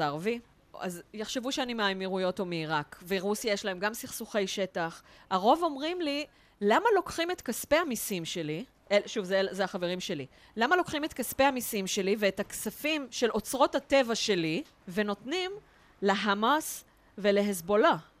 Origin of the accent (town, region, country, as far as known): Israel